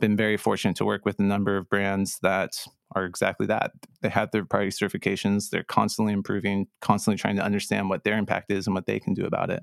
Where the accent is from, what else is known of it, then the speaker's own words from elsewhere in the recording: Santa Barbara, California, United States; growing up in Santa Barbara